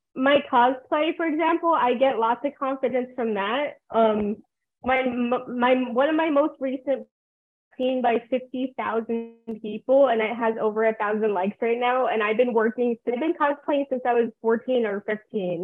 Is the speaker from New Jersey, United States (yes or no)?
yes; New Jersey, United States; moved away as an adult; also born or lived in South Korea; now in Rio Grande Valley, United States; I'm adopted from New Jersey. Like, that's where I grew up